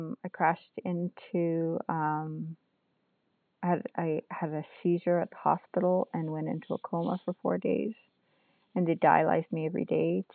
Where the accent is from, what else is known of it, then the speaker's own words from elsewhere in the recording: North Bay, Ontario, Canada; I am from Nipissing First Nation, which is just outside of North Bay, Ontario, in northeastern Ontario. And I live right on the lake